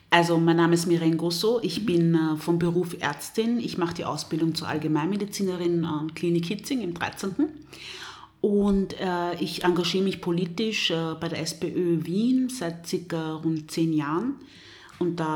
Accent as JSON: {"language": "German", "country": "DR Congo", "tie": "born there", "said": "ich bin in der Demokratischen Republik Kongo"}